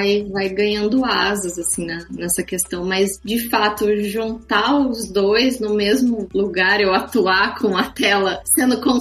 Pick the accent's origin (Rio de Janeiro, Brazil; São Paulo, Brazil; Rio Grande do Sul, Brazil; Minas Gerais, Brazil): São Paulo, Brazil; Mogi Guaçu; now in São Paulo, Brazil; Vou pegar meu exemplo. Eu saí de Mogi Guaçu e vim para São Paulo. Eu não comecei do zero em São Paulo.